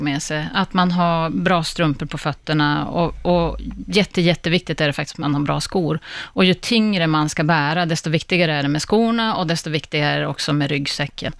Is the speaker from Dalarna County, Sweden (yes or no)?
no; Västerbotten County, Sweden; also born or lived in Gällivare; now in Stockholm, Sweden; jag är själv från Västerbotten